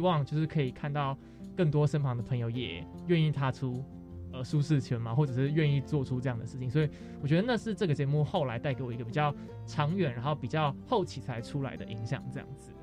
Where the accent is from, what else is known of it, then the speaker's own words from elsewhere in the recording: Taoyuan, Taiwan; moved away as an adult; also born or lived in Taipei; 我们两个都桃园人，但是我们都在台北念书